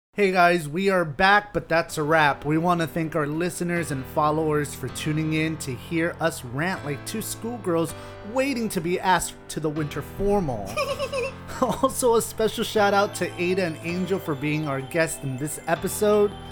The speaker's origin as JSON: {"language": "English", "town": "Miami", "region": "Florida", "country": "United States", "tie": "born or raised there", "said": "the minorities that I grew up with here in Miami"}